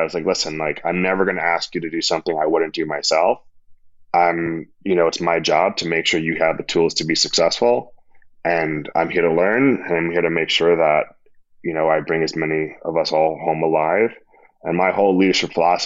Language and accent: English; New York City, New York, United States; also born or lived in Queens; I grew up in Section 8 housing in Harlem, like on welfare.